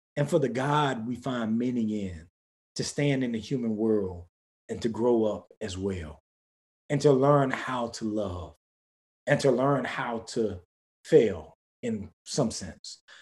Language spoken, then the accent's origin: English; the Black rural South, United States; I come from the Black rural South